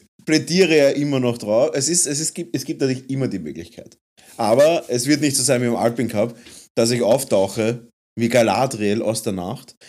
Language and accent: German; Vienna, Austria; wir als Wiener, als Wiener Wahnsinnige